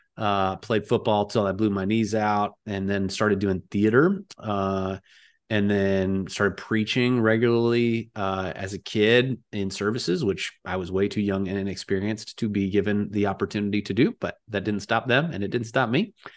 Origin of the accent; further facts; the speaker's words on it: Cleveland, Ohio, United States; now in Silicon Valley, United States; I grew up outside of Cleveland, this was where I uh, kind of spent a lot of my upbringing years